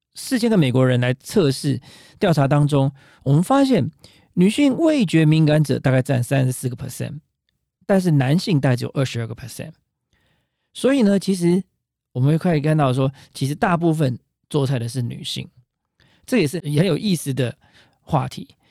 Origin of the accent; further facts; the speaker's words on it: Taiwan; 我们台湾人常说啊